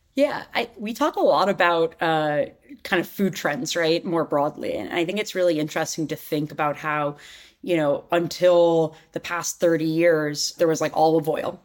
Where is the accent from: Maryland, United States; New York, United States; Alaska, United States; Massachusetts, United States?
New York, United States; New York City; I grew up in New York City